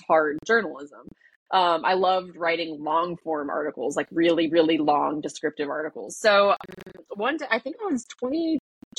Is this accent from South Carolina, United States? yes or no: yes; Mount Pleasant, South Carolina, United States; I grew up in Mount Pleasant.